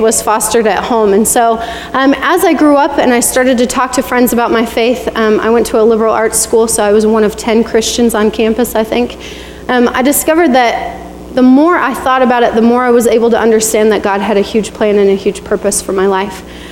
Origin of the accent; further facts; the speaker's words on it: Bailey, Colorado, United States; moved away as an adult; also born or lived in Reno, Nevada; growing up in Bailey, Colorado